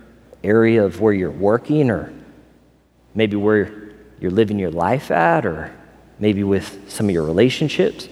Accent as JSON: {"language": "English", "region": "Missouri", "country": "United States", "tie": "born or raised there", "also_born_or_lived": "Las Vegas / California", "moved": "yes", "lives_now": "Florida, United States", "said": "I grew up in Missouri."}